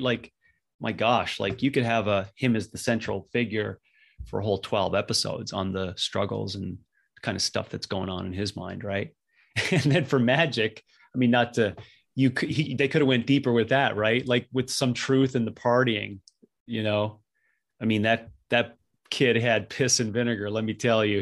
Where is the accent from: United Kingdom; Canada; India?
Canada; Northern Canada; being a young kid growing up in Northern Canada